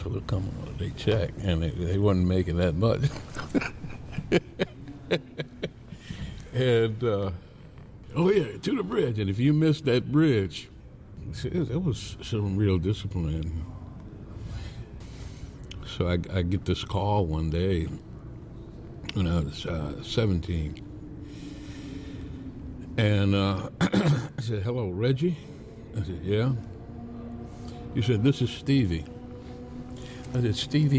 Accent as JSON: {"language": "English", "town": "Inkster", "region": "Michigan", "country": "United States", "tie": "born or raised there", "said": "We grew up in Inkster, and it was a really small town."}